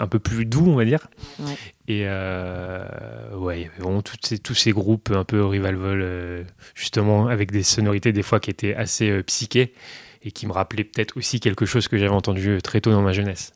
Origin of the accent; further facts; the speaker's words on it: northern Burgundy, Bourgogne-Franche-Comté, France; moved away as an adult; now in Paris, France; je viens du nord de la Bourgogne, mais il fallait que j'aille à Dijon